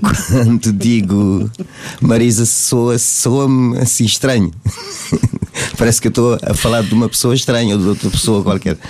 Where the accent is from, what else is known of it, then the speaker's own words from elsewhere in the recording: Cape Verde; moved away as an adult; now in Portugal; eu eu não nasci cá, nasci em Cabo Verde. Vim para cá já com 31 anos